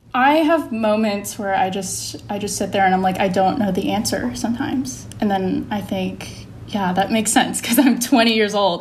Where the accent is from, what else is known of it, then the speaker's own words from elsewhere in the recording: Atlanta, Georgia, United States; I grew up around Atlanta